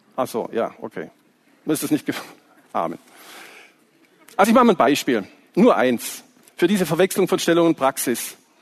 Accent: Swabia, Baden-Württemberg, Germany; accent: Swabian

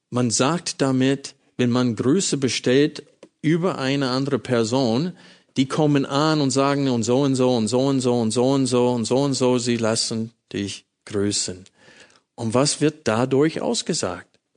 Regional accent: United States; German is a second language; now in Germany; das wurde mir als Amerikaner sehr bewusst

